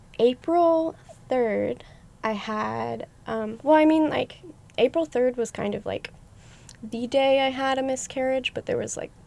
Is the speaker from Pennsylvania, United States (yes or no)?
yes; Pennsylvania, United States; moved away as an adult; also born or lived in Olympia, Washington; I was born in Pennsylvania, and I lived there for 18 years. And then when I graduated high school, I went to college at the Evergreen State College in Olympia, Washington.